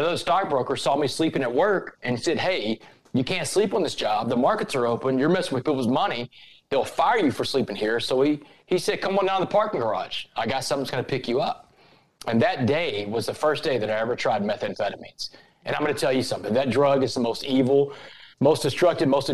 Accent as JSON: {"language": "English", "town": "Port Arthur", "region": "Texas", "country": "United States", "tie": "born or raised there", "said": "I grew up in Port Arthur, Texas, a little blue-collar town, a little refinery town in southeast Texas"}